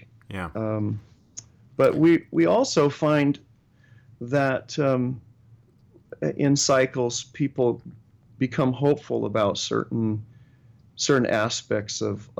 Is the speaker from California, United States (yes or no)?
yes; Sacramento, California, United States; growing up in Sacramento